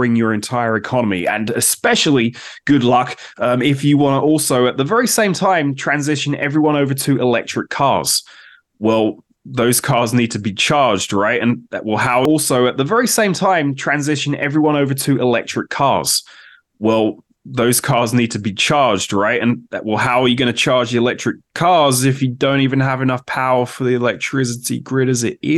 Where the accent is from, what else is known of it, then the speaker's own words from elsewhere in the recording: United Kingdom; now in United States; I'm from the United Kingdom. I now live in the United States